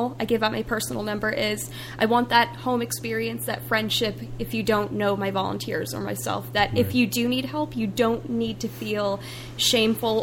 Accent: Bergen County, New Jersey, United States; now in Coburn, United States; Originally, I was born in Bergen County, New Jersey.

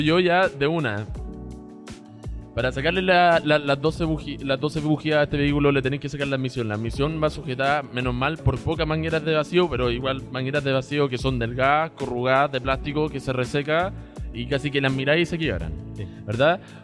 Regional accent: Chile; moved away as an adult; also born or lived in China / United States; Yo soy chileno, nacido y criado acá hasta los 19 años. Viví en China de los 4 hasta los 7 años.

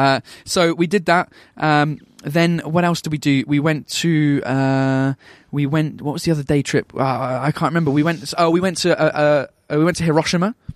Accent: England, United Kingdom; I'm English

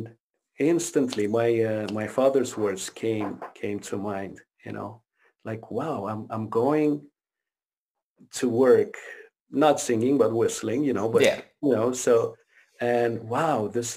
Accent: Romania; English is a second language; also born or lived in Quebec, Canada; now in Ontario, Canada; I grew up in Romania

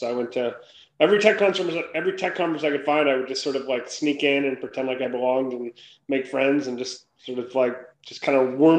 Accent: Minnesota, United States; moved away as an adult; also born or lived in Limerick, Ireland; now in San Francisco Bay Area, United States; Yeah, so I grew up in Minnesota

